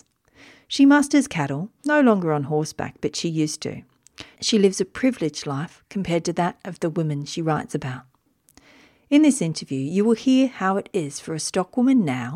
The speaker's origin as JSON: {"language": "English", "area": "Wiradjuri country", "region": "New South Wales", "country": "Australia", "tie": "born or raised there", "said": "I was born in Wiradjuri country"}